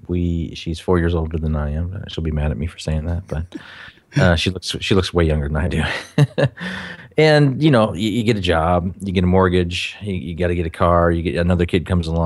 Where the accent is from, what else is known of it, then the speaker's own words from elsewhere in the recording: Minnesota, United States; Originally from Minnesota.